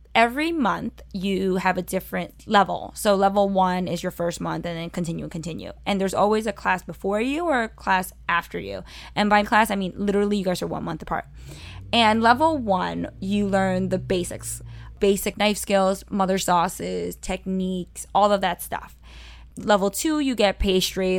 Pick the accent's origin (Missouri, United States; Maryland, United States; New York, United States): New York, United States; New York City; growing up in Sunset Park